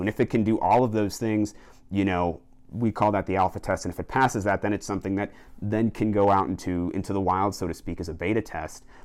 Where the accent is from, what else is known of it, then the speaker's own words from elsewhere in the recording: Colorado, United States; Colorado, where my home state is